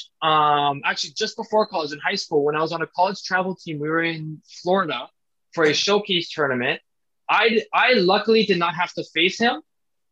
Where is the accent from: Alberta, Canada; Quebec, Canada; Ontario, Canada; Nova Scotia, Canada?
Ontario, Canada; Ottawa; when I was growing up in Ottawa playing baseball